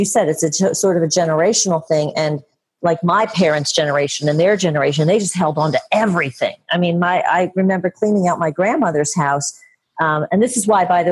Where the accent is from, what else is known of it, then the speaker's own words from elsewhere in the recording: Philadelphia, Pennsylvania, United States; I'm from Philadelphia and still in Philadelphia